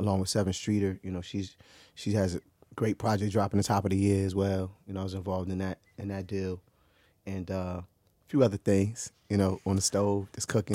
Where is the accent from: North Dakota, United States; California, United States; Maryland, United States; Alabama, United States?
Maryland, United States; also born or lived in Orange, New Jersey / East Orange, New Jersey / Newark, New Jersey; my school year semesters here in Maryland